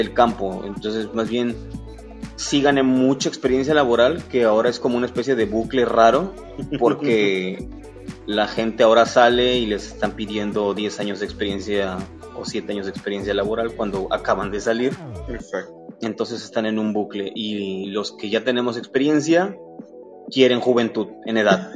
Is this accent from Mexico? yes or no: yes; Veracruz, Mexico; soy un oriundo, un jarocho, ah. oriundo del puerto de Veracruz.